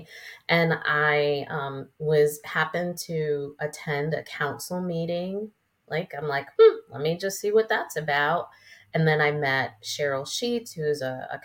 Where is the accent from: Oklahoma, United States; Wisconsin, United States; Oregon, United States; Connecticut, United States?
Connecticut, United States; moved away as an adult; now in China Grove, United States; I'm a city girl from Connecticut